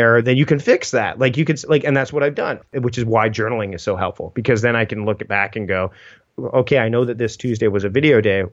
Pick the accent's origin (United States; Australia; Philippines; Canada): Canada; as a Canadian